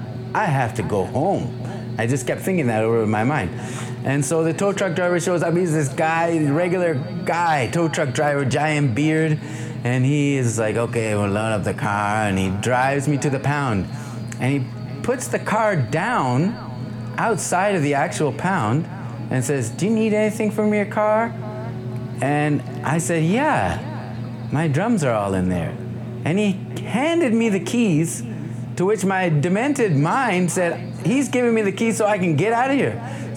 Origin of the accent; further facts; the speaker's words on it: Indianapolis, Indiana, United States; I say, you know, I'm from Indianapolis, I'm doing this jazz festival.